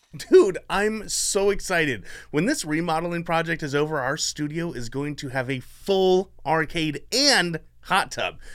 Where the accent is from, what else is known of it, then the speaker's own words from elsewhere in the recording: Canby, Oregon, United States; also born or lived in Pittsburgh / Arizona; I grew up in Canby my whole life, spent a few years in Pittsburgh